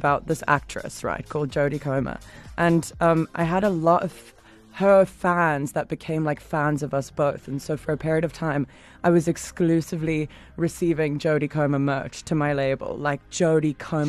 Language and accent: English; Durban, KwaZulu-Natal, South Africa; now in London, United Kingdom; I'm from Durban, like grew up in the Berea